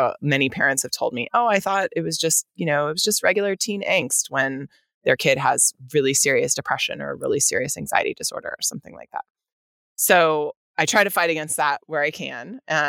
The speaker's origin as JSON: {"language": "English", "region": "Northern California", "country": "United States", "tie": "born or raised there", "said": "even though I grew up in Northern California"}